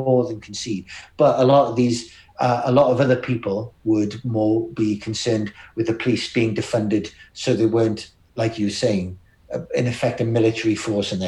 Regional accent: Newcastle upon Tyne, North East England, United Kingdom; I was from Newcastle

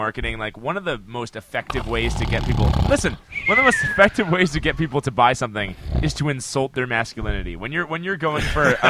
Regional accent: Long Island, New York, United States; also born or lived in Suffolk County, New York; now in Queens, New York, United States; growing up on Long Island

